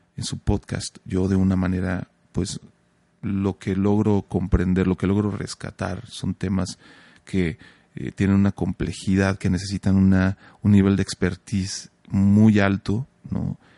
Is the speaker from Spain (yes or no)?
no; Mexico; como mexicanos